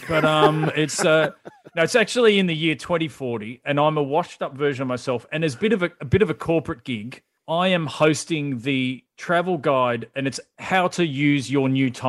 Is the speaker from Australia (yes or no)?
yes; Australia; as an Australian abroad